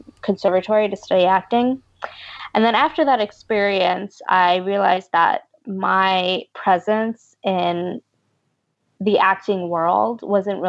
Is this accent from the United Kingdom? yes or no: no; New York City, New York, United States; also born or lived in Brooklyn, New York; now in Los Angeles, United States; I was born in Brooklyn and raised in Washington Heights